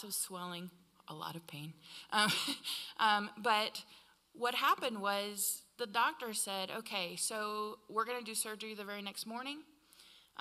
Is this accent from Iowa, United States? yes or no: yes; Iowa, United States; moved away; I'm from Iowa